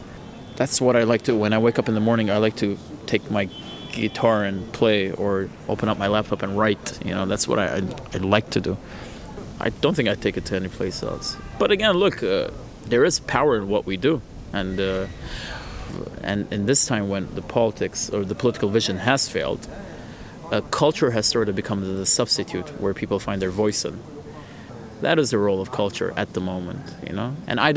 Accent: Jerusalem, Jerusalem District, Israel; I'm an Armenian born and bred in Jerusalem, specifically in the Armenian Quarter.

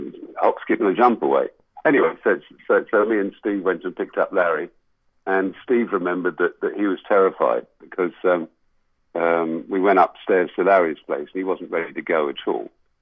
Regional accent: England, United Kingdom; we are English, we are British, all this stuff.

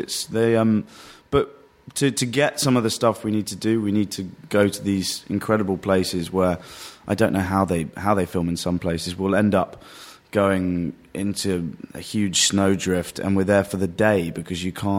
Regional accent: London, United Kingdom; also born or lived in Worcestershire; I grew up in London for 11 years and then a place called Worcestershire for the next, until I was 18, and then came back to London. So I consider myself a London boy.

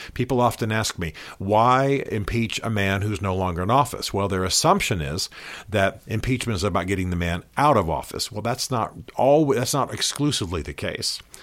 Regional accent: United States; As an American patriot

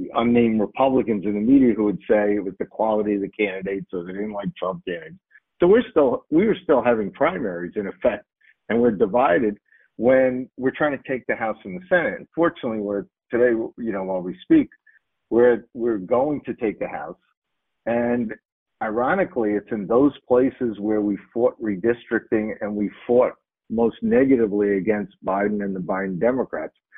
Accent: New York, United States; in my, my home state, New York, they don't require voter ID

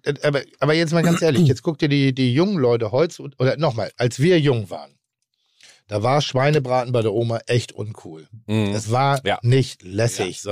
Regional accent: Northern Germany, Germany; ich bin Norddeutscher

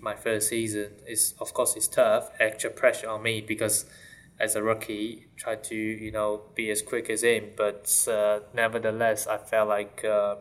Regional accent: Shanghai, China; English is a second language; moved away; I'm from Shanghai, growing up from Shanghai.

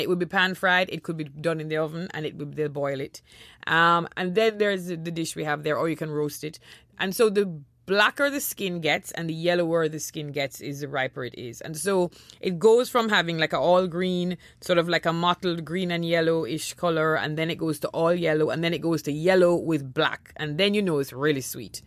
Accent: Jamaica; born or raised there; moved away; also born or lived in Trinidad

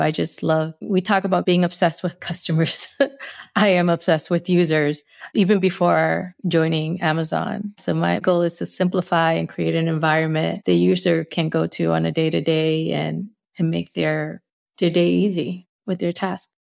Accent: Northeast, United States; accent: Northeast; Spanglish; first language Spanish; English is a second language; I might have my, my little Northeast accent, my little Spanglish accent.

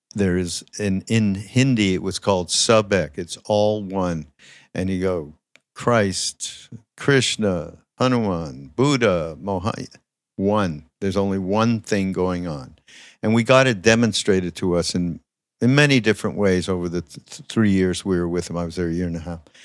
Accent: Montreal, Quebec, Canada; I'm from Montreal, as many people know

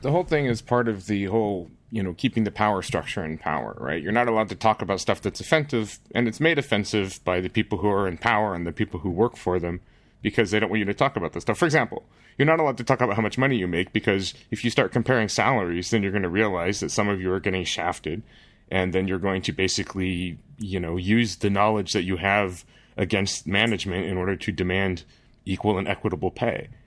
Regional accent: United States; now in Netherlands; I, as an American

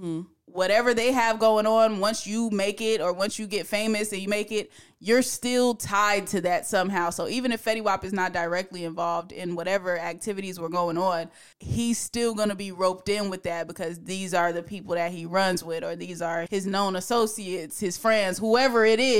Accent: Newark, New Jersey, United States; I'm from Newark, New Jersey

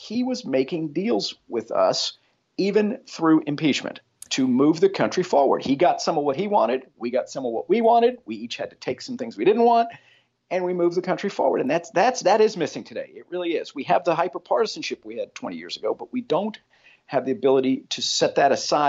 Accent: Texas, United States; born or raised there; also born or lived in Montclair, New Jersey

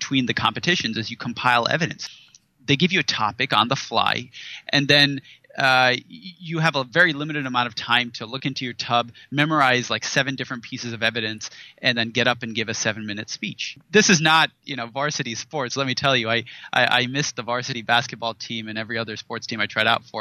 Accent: Silicon Valley, California, United States; I grew up in Silicon Valley. About a stone's throw from Stanford University

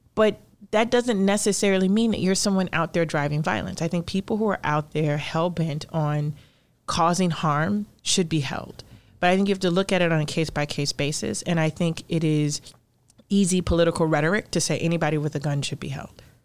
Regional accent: Chicago, Illinois, United States; I grew up in Cabrini

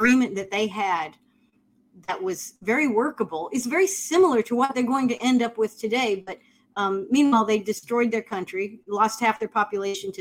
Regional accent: United States; as an American

